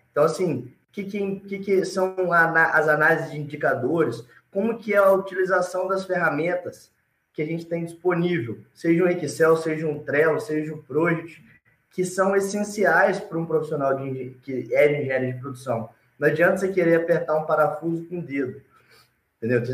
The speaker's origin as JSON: {"language": "Portuguese", "town": "Alegre", "region": "Espírito Santo", "country": "Brazil", "tie": "born or raised there", "also_born_or_lived": "Vitória", "said": "Eu sou natural de Alegre, do Alegre, do interior do Espírito Santo."}